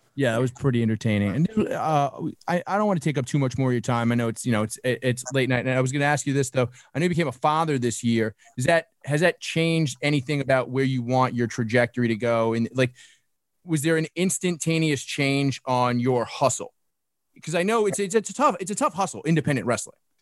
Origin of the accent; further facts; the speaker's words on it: New York City, New York, United States; I grew up in Brooklyn